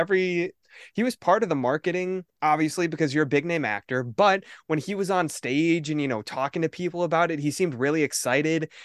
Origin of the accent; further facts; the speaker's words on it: Midwest, United States; I'm a boy from the Midwest